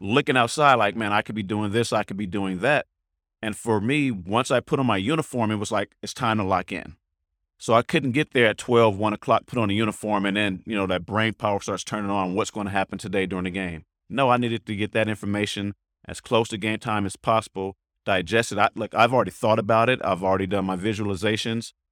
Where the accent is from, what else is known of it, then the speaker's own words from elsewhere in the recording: the Bay Area, California, United States; I'm from the Bay.